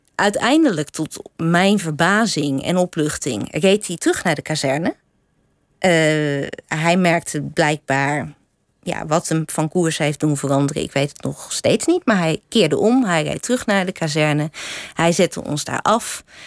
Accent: Drenthe, Netherlands; ik ben opgegroeid in Drenthe.

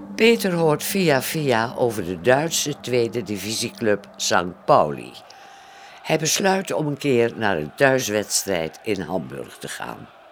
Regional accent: Friesland, Netherlands; accent: Frisian; ik werd wel eens, eh, ook te kakken gezet door mijn Fries accent

